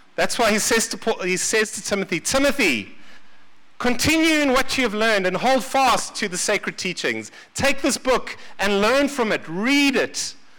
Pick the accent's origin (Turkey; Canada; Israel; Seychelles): Seychelles; now in South Africa; I was born in the Seychelles